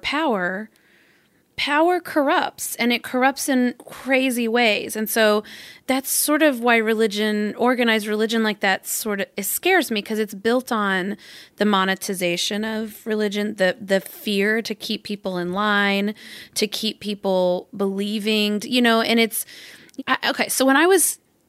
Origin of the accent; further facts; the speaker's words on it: Arkansas, United States; I'm from Arkansas